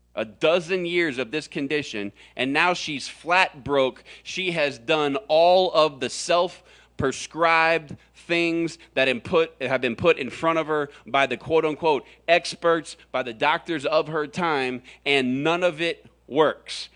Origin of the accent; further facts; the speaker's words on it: Florida, United States; now in Arizona, United States; I grew up in Florida